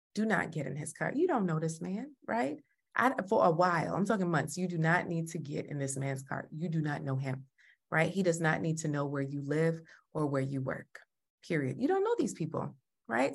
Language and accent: English; Jamaica